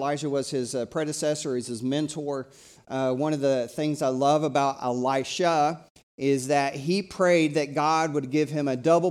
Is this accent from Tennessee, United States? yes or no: yes; Tennessee, United States; I have a mentor when I was growing up in East Tennessee.